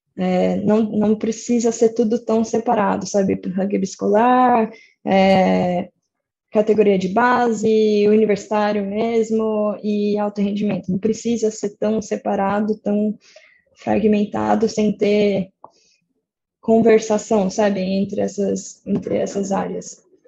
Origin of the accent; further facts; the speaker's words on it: São Paulo, Brazil; eu sou de São Paulo, mas toda a minha família é de Socorro